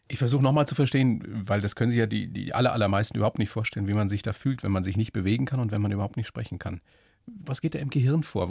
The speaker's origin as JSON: {"language": "German", "town": "Weiden", "region": "Bavaria", "country": "Germany", "said": "ich bin ja auch Oberpfälzer aus Weiden"}